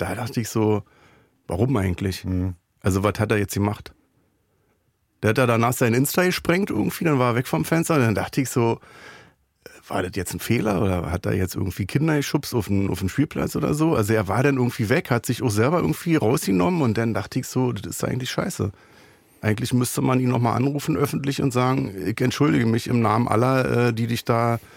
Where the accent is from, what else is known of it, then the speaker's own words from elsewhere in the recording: Berlin, Germany; Ich bin aus Neukölln